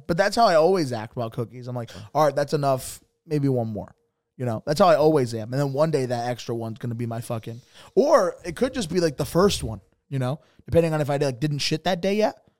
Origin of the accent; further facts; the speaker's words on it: Bridgeport, Connecticut, United States; I'm from Bridgeport